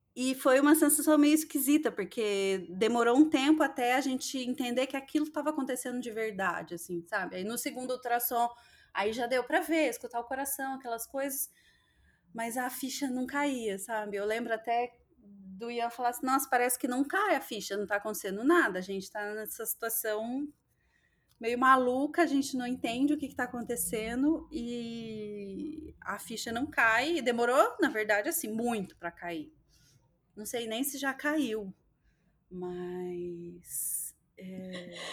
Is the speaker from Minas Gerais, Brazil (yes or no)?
yes; interior of Minas Gerais, Brazil; also born or lived in São Paulo; now in Londrina, Brazil; a minha cidade lá no interior de Minas, uma cidade pequena